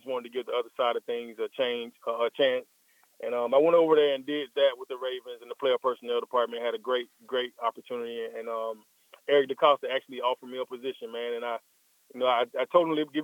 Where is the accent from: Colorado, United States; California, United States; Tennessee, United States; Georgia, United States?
Georgia, United States; Atlanta; also born or lived in Baltimore; I'm down here in Atlanta, my hometown